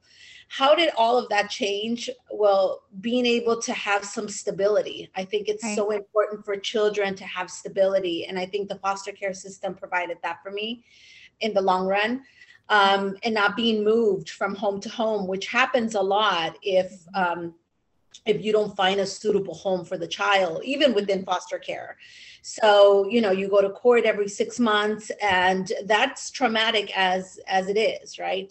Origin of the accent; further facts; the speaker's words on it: California, United States; also born or lived in Mexico; I was raised in California.